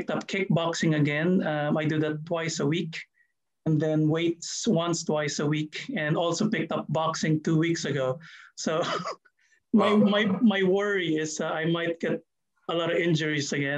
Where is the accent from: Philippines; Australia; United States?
Philippines; now in New Zealand; I'm Filipino